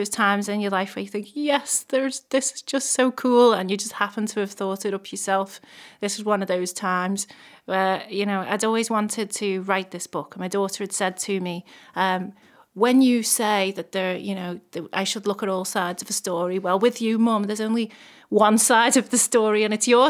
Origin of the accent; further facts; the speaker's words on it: Liverpool, North West England, United Kingdom; I come originally from Toxteth in Liverpool. Actually, the Dingle, to be more specific